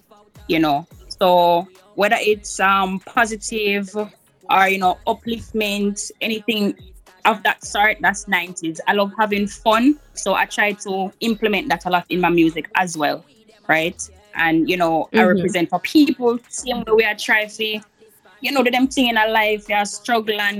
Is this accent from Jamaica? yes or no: yes; St. Ann, Saint Ann, Jamaica; I represent the North Coast, born and raised in St. Anne, so big up Shaw Park